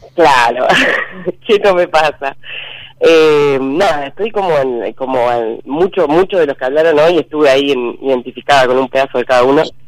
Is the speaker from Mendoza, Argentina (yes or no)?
no; Rosario, Santa Fe, Argentina; De Rosario